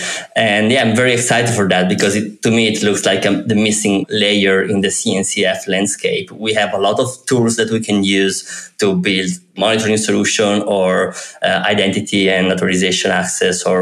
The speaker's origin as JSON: {"language": "English", "town": "Turin", "region": "Piedmont", "country": "Italy", "said": "I'm from Italy, and I'm from Turin, from the Alps, really close to the Alps"}